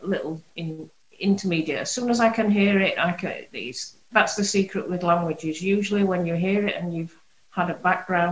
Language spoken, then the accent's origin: English; Bradford, Yorkshire and the Humber, United Kingdom; accent: Yorkshire; also born or lived in Hong Kong; I was actually first generation born in Bradford